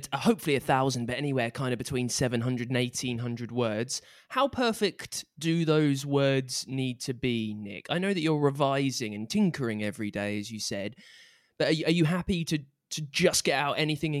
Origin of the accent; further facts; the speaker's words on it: United Kingdom; I'm British